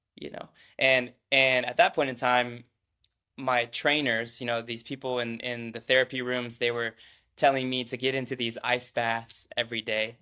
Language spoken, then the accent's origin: English; Midwest, United States; born and raised in the Midwest.